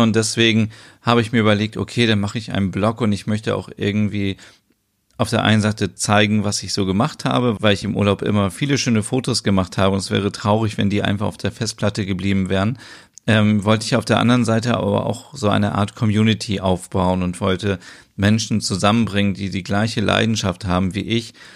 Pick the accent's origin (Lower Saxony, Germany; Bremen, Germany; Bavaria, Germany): Lower Saxony, Germany; Osnabrück; ich komme aus Osnabrück